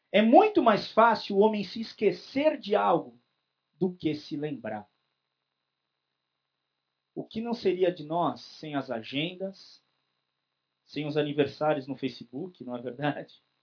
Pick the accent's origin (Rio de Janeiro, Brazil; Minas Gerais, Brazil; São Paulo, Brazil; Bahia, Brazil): São Paulo, Brazil; Eu nasci em São Paulo, sou paulistano, mas o meu avô ele tinha um sítio no interior de São Paulo. Eu não sou igual o Sidney da roça, mas eu fui criado também na roça.